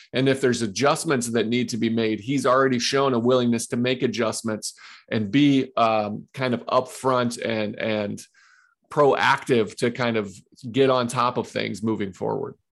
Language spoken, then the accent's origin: English; Ohio, United States; also born or lived in Johnson City, Tennessee; I grew up and I live currently in Ohio